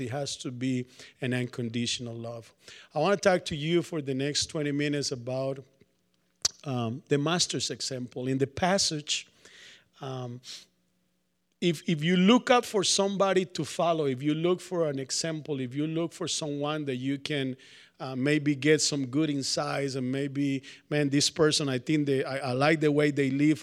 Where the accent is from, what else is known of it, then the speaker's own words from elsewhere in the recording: Colombia; moved away; also born or lived in New York; I'm from Colombia, South America